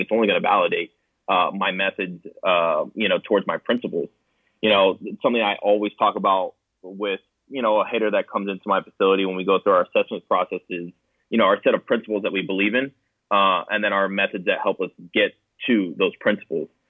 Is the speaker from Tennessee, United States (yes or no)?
no; Pembroke Pines, Florida, United States; I grew up in South Florida uh, in Pembroke Pines